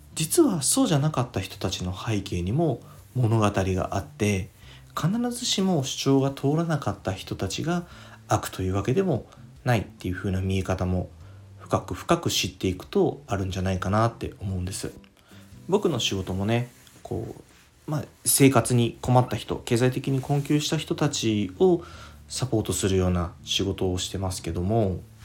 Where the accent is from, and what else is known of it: Fukuoka, Japan; born or raised there